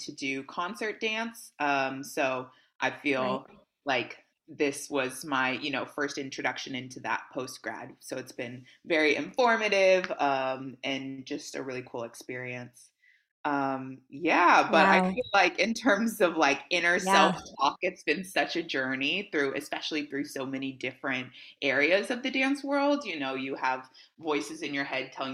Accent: Houston, Texas, United States; moved away as an adult; also born or lived in New York; now in Dallas, United States; I grew up dancing. I'm originally from Houston, Texas. So I grew up dancing there

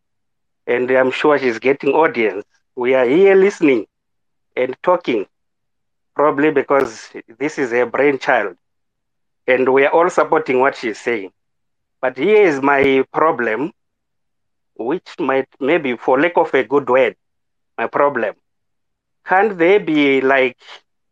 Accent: Zimbabwe; moved away as an adult; now in South Africa; I'm a foreigner, I'm from Zimbabwe. I have been here in South Africa for the past 12 years

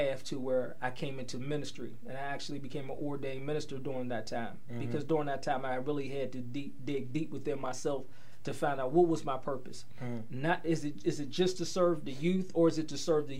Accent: Swissvale, Pennsylvania, United States; also born or lived in Penn Hills; I grew up in Swissvale, in between Swissvale and Penn Hills

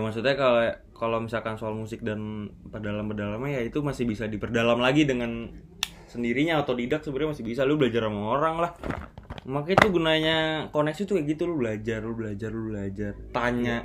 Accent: South Tangerang, Banten, Indonesia; also born or lived in Jakarta; gua dari Bintaro, Tanjung Duren

